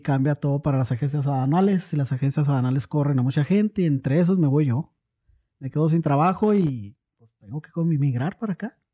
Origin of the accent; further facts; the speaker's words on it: Ciudad Juárez, Chihuahua, Mexico; moved away as an adult; now in Oklahoma, United States; soy originario de Ciudad Juárez, Chihuahua. Ah, tengo radicando aquí en Oklahoma cerca de 20 años.